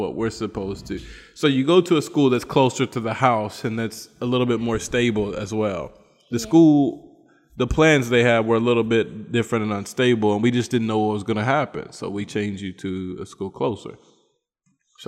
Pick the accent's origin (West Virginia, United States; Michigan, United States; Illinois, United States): West Virginia, United States; moved away as an adult; now in Bolivia; I'm from West Virginia